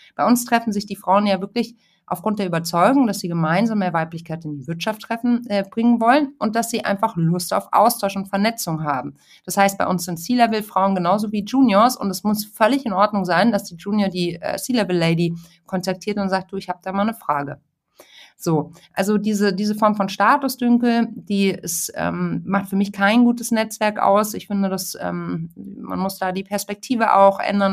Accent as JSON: {"language": "German", "town": "Munich", "region": "Bavaria", "country": "Germany", "tie": "born or raised there", "also_born_or_lived": "Hamburg", "moved": "yes", "said": "Ich bin ja mittlerweile in München. Ich bin auch gebürtige Münchnerin"}